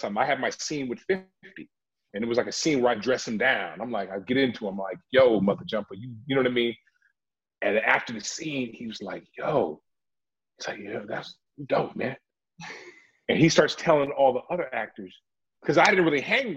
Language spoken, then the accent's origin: English; Oakland, California, United States; I'm from Oakland, California. I grew up watching hip hop